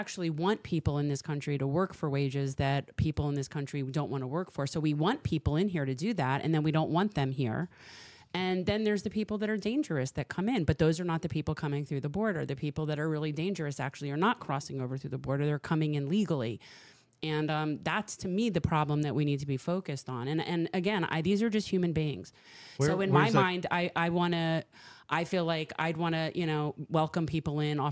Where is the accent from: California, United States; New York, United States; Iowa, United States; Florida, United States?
Florida, United States; South; I grew up here in South Florida